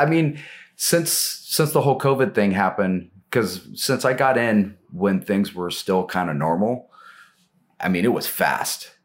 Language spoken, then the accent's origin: English; Portland, Oregon, United States; also born or lived in Cottage Grove, Oregon; I was born in Portland, you know, kinda raised in the area, kinda between here and Cottage Grove, which is down in the Eugene area